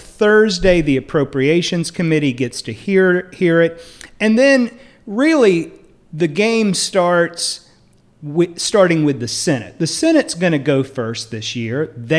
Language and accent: English; Duplin County, North Carolina, United States; I am from Duplin County, North Carolina, and we have great grapes down there.